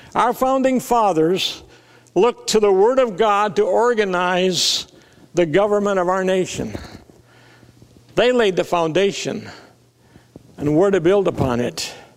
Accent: South Dakota, United States; I was raised in South Dakota

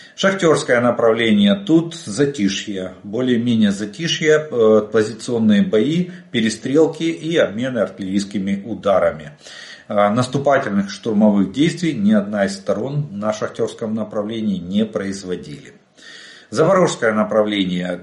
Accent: Ukraine; мы из Украины

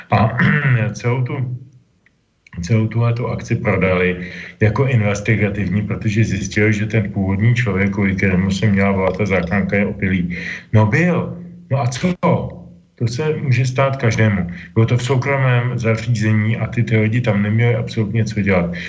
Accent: Czechia; tady u nás v Čechách

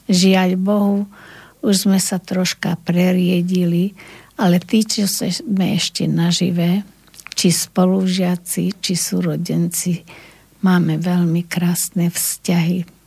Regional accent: Lučenec, Banská Bystrica Region, Slovakia; moved away as an adult; som na dôchodku, mám 75 rokov, pochádzam z Lučenca a práve v Lučenci na prvom stupni ma učila pani učiteľka Pohánková

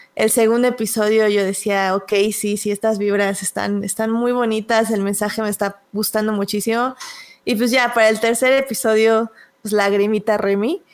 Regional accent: Mexico; nosotros como buenos mexicanos

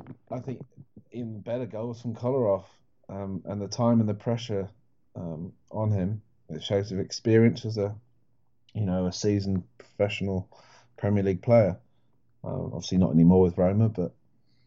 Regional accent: Welsh, Wales, United Kingdom; I'm mostly Welsh

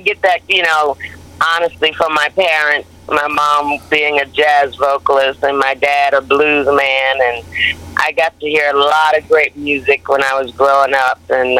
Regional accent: Hartford, Connecticut, United States; You know, I grew up in Hartford, Connecticut, and I love being on the East Coast.

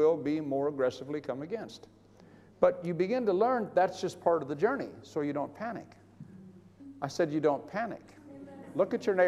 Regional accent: Bakersfield, California, United States; moved away; my hometown in California, in Bakersfield

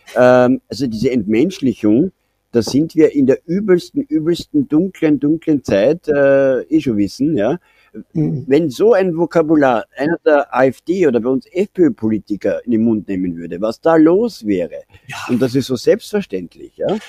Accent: Austria; bei uns in Österreich

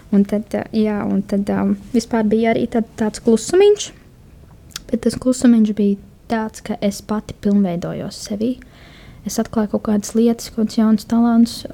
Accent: Kuldīga, Kurzeme, Latvia; moved away as an adult; now in Jelgava, Latvia; oriģināls nāk no Kuldīgas, bet šobrīd uh, pēdējo pusotru gadu, divus gadus dzīvoju jau Jāgavā

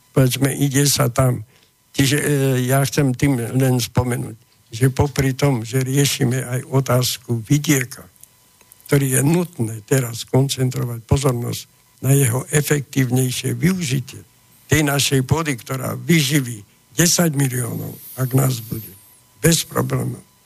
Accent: Slovakia; My Slováci

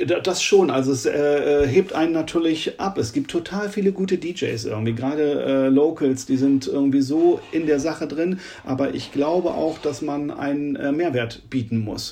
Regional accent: Oldenburg, Lower Saxony, Germany; in Oldenburg, in meiner Heimatstadt

